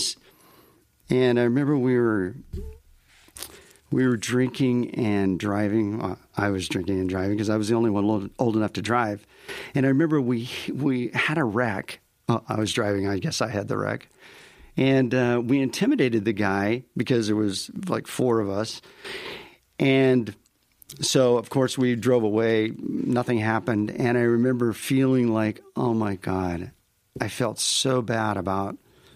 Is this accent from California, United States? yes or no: yes; California, United States; also born or lived in Kansas; I went my freshman year in Kansas, and I was from California, so I was a freshman president